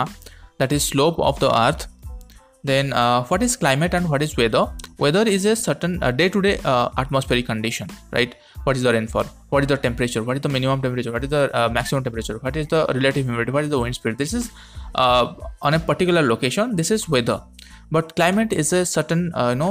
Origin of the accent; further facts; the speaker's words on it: India; from India.